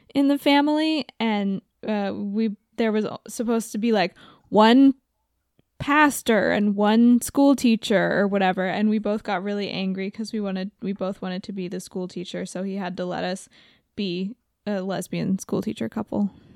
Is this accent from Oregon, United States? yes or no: yes; Oregon, United States; I grew up in Oregon